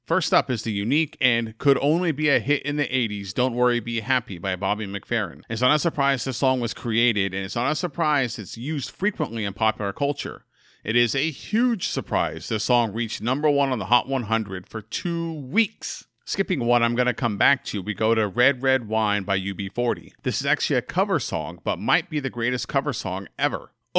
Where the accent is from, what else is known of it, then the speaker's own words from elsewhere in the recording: Oakland, California, United States; my hometown heroes, the team I grew up just down the street from, the Oakland Athletics.